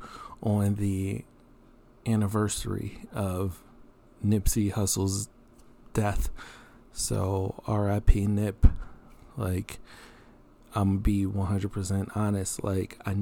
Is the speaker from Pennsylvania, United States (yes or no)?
yes; Philadelphia, Pennsylvania, United States; moved away; also born or lived in Maryland; I'm from Philly